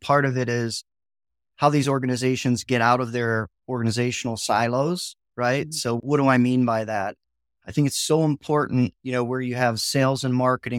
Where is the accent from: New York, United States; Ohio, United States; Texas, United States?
Ohio, United States; I grew up in Northeastern Ohio, where my parents both worked in the factory, right?